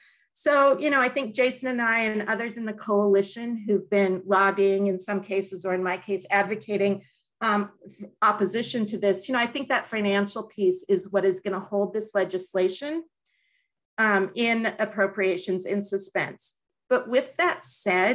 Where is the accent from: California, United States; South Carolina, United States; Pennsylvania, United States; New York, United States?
California, United States; as a Californian